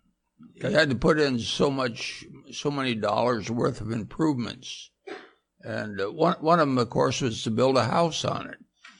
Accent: Montana, United States; The western part, somewhere between, maybe you'd know, three-fourths Montana. It's where the Missouri starts and Helena.

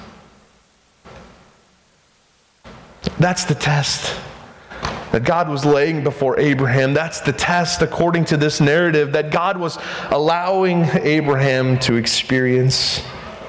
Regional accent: United States; I'm American

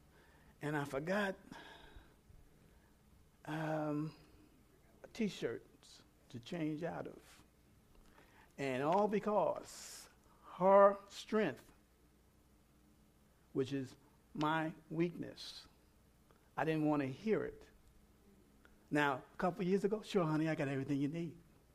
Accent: New York City, New York, United States; I'm from New York City. I was raised with everybody

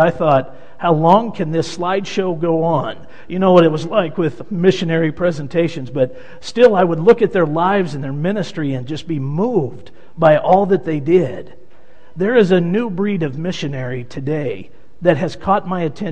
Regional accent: Wichita, Kansas, United States; moved away as an adult; I grew up in Wichita, Kansas, in the church in Wichita, Kansas

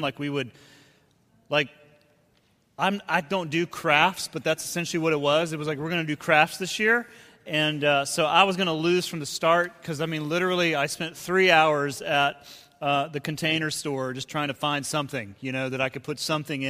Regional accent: Decatur, Georgia, United States; moved away as an adult; also born or lived in Cincinnati; that's where I grew up in Decatur. I'm a Decatur kid

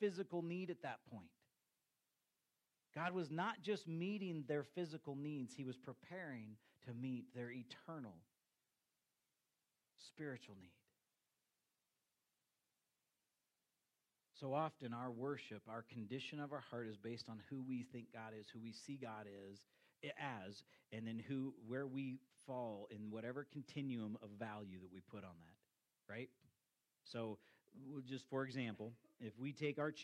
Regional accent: United States; as American Christians

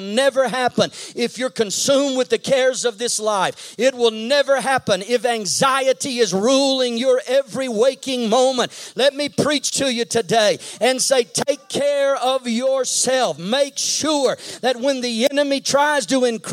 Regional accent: Texas, United States; I grew up in Texas

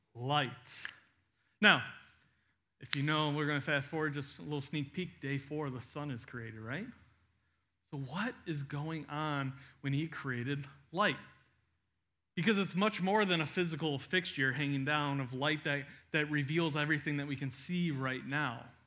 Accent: United States; we read it as an American in twenty twenty-two

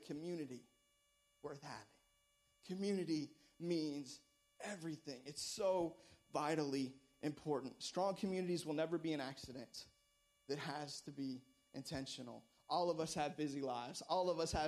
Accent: United States; I was born in America.

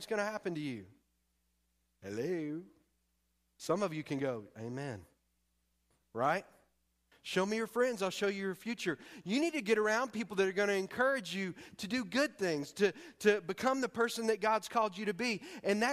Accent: East Texas, United States; moved away as an adult; I'm from Texas and primarily East Texas

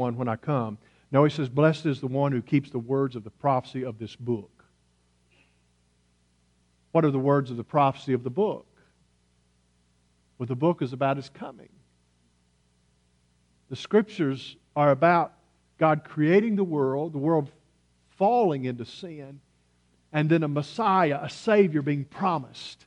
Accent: United States; accent: hillbilly; my native tongue, which is hillbilly

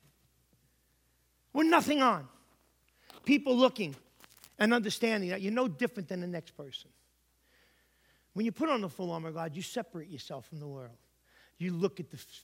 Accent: New York, United States; now in Connecticut, United States; I'm from New York

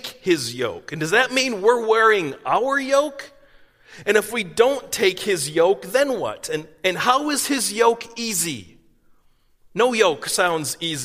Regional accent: East Coast, United States; moved away; I grew up in the East Coast

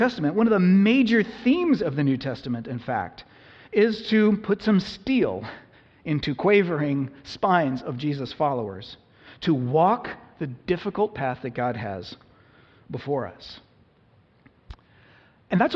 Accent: United States; us as modern American Christians

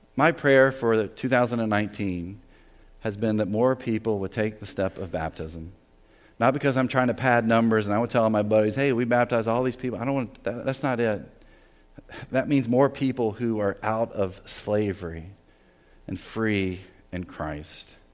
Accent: the South, United States; moved away as an adult; also born or lived in New Jersey; I grew up in the South, right? Very Southern rural area.

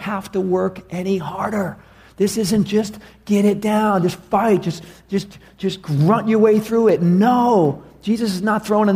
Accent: New York City, New York, United States; moved away; I was from New York City

